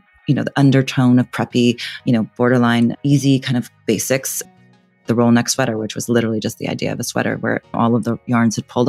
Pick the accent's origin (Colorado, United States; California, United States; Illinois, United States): California, United States; I grew up in California